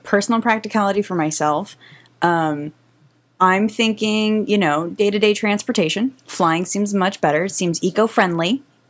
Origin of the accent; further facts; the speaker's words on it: East Bay, California, United States; I grew up in another city. I grew up in East Bay